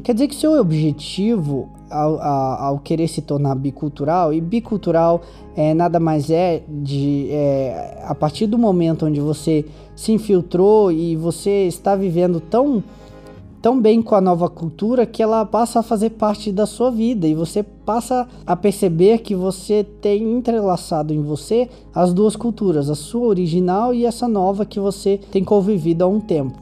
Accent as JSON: {"language": "Portuguese", "country": "Brazil", "said": "sou do Brasil"}